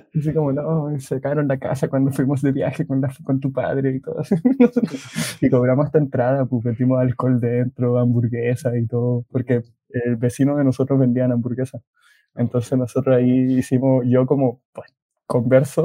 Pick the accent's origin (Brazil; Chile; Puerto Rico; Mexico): Chile; tenemos muchos chilenos